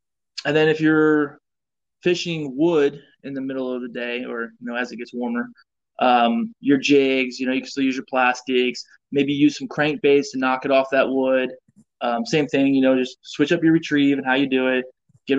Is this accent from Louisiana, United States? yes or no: no; Indiana, United States; Especially me, I'm coming from Indiana, and like, this is the first time I've been around alligators as well.